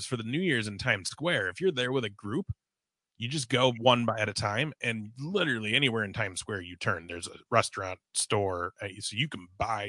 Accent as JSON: {"language": "English", "region": "Minnesota", "country": "United States", "tie": "born or raised there", "also_born_or_lived": "Manhattan, New York", "said": "So my family's from New York. I was born in Manhattan. It's just we moved to Minnesota when I was like three."}